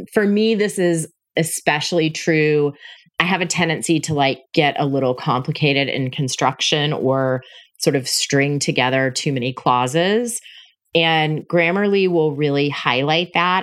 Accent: Panama City, Florida, United States; moved away as an adult; also born or lived in Tallahassee / Denver; my hometown of Panama City

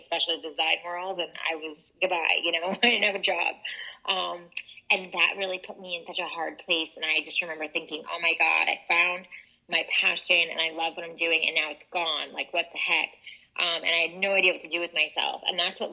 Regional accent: New York, United States; I'm originally from New York

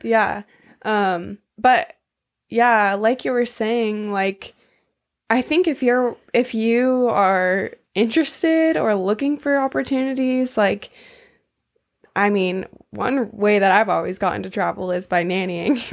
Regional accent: San Diego, California, United States; moved away; also born or lived in Maui / Mexico; From San Diego

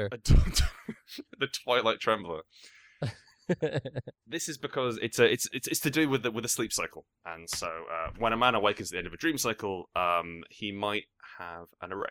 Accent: England, United Kingdom; I think that would uh, that seems to me as an Englishman to be a fine etymology.

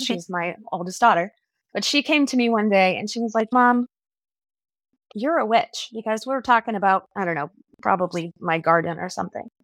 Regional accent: Southwest, United States; since I grew up in the Southwest, I have a lot of Southwestern influences

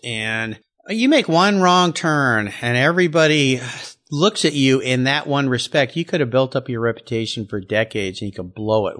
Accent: Southern California, United States; I had paid for all my surfing adventures growing up in Southern California

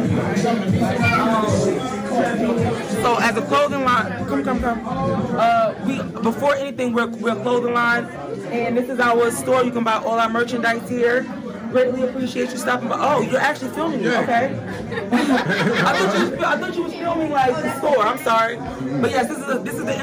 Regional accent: New York, United States

